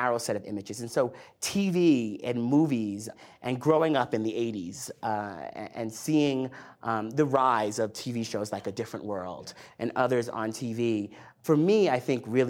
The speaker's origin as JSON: {"language": "English", "town": "Riverhead", "region": "New York", "country": "United States", "tie": "born or raised there", "said": "I grew up on Eastern Long Island, the last exit on the Long Island Expressway, a town called Riverhead."}